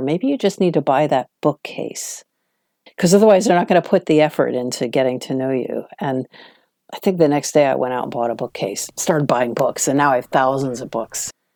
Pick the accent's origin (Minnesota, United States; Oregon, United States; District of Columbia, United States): District of Columbia, United States; Washington; moved away as an adult; now in London, United Kingdom; I was from Washington, D.C., which is a much calmer, smaller town compared to New York